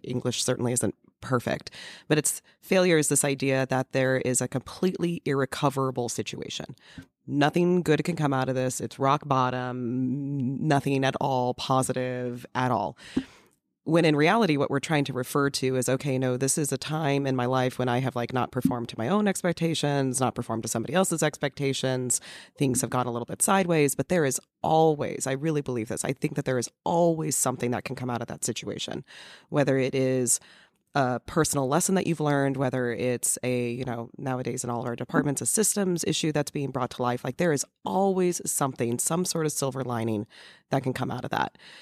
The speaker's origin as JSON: {"language": "English", "region": "California", "country": "United States", "tie": "born or raised there", "said": "growing up in California"}